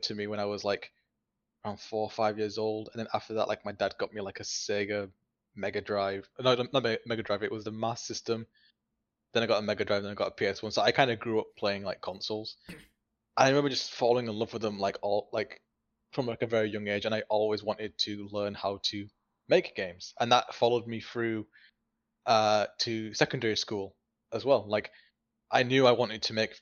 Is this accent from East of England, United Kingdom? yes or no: no; Bradford, Yorkshire and the Humber, United Kingdom; I went to like open day for Bradford College, which is my hometown